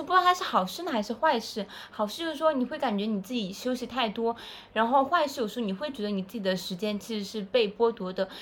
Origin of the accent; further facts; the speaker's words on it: China; now in Shanghai, China; 我们中国人